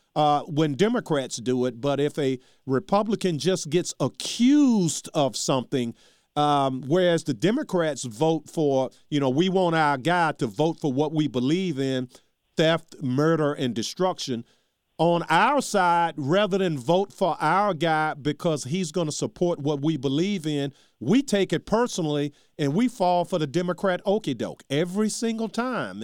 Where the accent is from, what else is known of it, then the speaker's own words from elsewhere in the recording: Charles City, United States; my hometown, Charles City